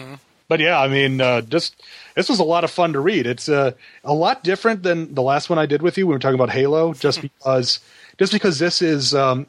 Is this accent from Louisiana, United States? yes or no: no; New York, United States; I'm from New York, and so I know this stuff